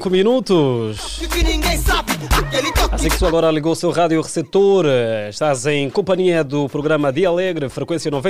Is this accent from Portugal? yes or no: no; Luanda, Luanda Province, Angola; eu venho do Morro Bento